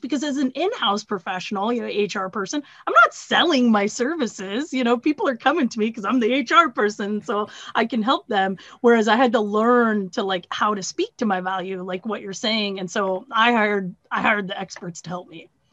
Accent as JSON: {"language": "English", "region": "Pacific Northwest", "country": "United States", "moved": "yes", "lives_now": "Iowa, United States", "said": "I'm originally from the Pacific Northwest, but I'm based out of Iowa here."}